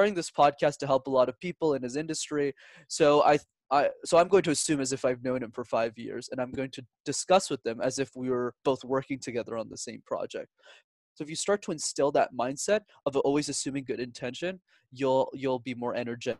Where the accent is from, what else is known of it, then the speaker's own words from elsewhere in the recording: Montreal, Quebec, Canada; I was born and raised in Montreal, and Montreal is one of the few cities where you need to speak multiple languages to be successful in.